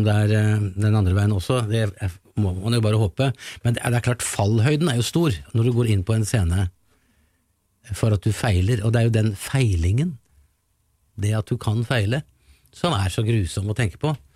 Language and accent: Norwegian; Larvik, Vestfold, Norway; liten gutt fra Larvik